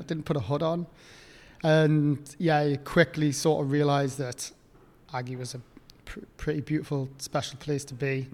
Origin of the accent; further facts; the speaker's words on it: Newcastle upon Tyne, North East England, United Kingdom; I grew up on the East Coast, like, time off Newcastle